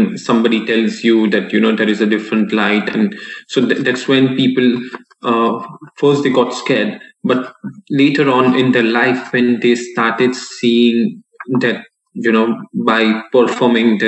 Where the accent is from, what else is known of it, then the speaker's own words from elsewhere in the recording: Mumbai, Maharashtra, India; moved away as an adult; also born or lived in Texas, United States; I had been to the boarding school since I was 7 years old